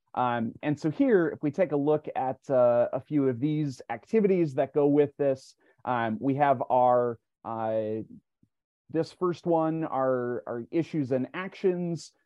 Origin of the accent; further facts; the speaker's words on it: Minnesota, United States; my home state, Walter Mondale